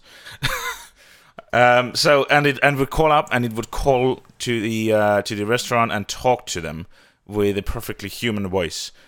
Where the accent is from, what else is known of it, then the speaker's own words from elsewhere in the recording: Tallinn, Harju County, Estonia; I am from Tallinn, Estonia